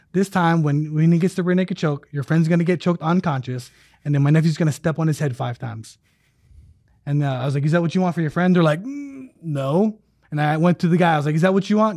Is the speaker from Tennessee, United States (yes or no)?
no; Hawaii, United States; moved away; also born or lived in Alabama; when I was growing up in Hawaii